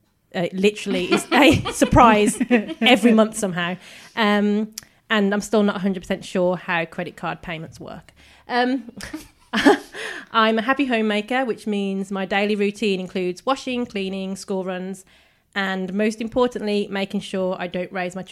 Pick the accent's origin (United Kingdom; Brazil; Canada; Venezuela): United Kingdom; Birmingham, West Midlands; moved away as an adult; now in Dorset, United Kingdom; As those of you with a keen ear for accents can probably tell, I am not originally from Dorset. I hail from a very small, quiet, little-known area of the country called Birmingham, or Birmingham, because that's the way we all speak.